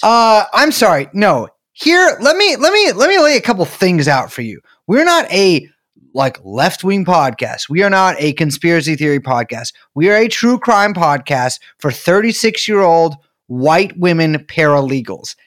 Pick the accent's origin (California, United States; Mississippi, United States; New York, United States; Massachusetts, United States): California, United States; San Francisco; I'm from San Francisco